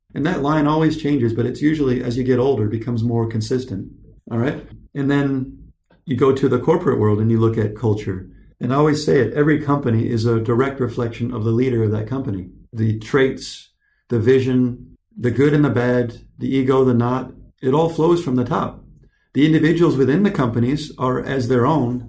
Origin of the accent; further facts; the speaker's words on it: Michigan, United States; also born or lived in California; I left, we left our father behind when I was nine years old. We drive across country to Michigan